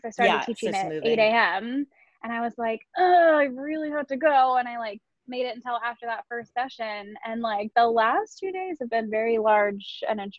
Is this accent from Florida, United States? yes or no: no; Northern California, United States; moved away as an adult; also born or lived in Los Angeles; now in Santa Monica, United States; I'm from Northern California